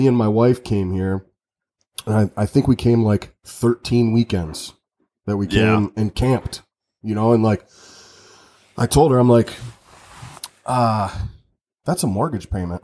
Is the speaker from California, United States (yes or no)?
no; Redford, Michigan, United States; also born or lived in Mount Pleasant, Michigan; I was born and raised in the East Side, Detroit area in Redford. And then, I moved to Mount Pleasant when I was like 16, 17 years old